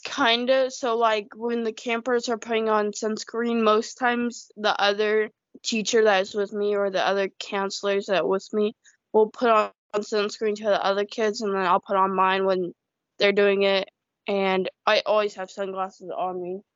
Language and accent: English; United States; also born or lived in China; I feel like I'm more American, definitely, because you know nobody else in my community is really Chinese